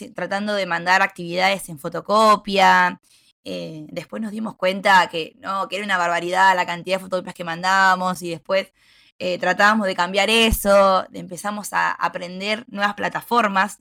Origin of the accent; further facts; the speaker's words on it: Bolívar, Buenos Aires Province, Argentina; soy de Bolívar, provincia de Buenos Aires